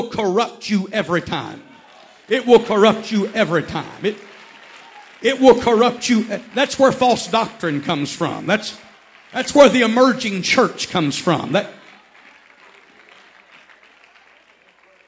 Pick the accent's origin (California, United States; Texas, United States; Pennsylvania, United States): Texas, United States; I was raised in Texas